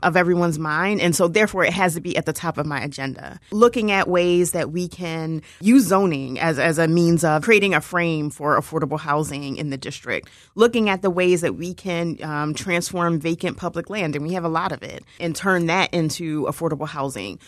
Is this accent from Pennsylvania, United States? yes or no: yes; Philadelphia, Pennsylvania, United States; I'm from King Sesings, so I'm actually from the district